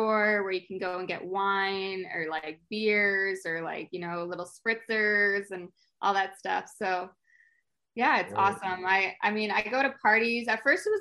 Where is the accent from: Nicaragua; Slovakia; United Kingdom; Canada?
Canada; I'm Canadian.